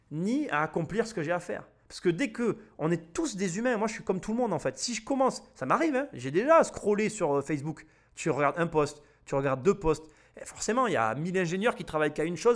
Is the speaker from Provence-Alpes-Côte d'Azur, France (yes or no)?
yes; Avignon, Provence-Alpes-Côte d'Azur, France; je suis né à Avignon